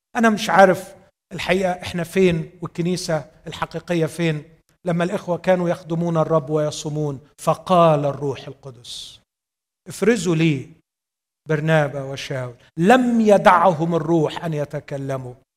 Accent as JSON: {"language": "Arabic", "country": "Egypt", "said": "عندنا في مصر"}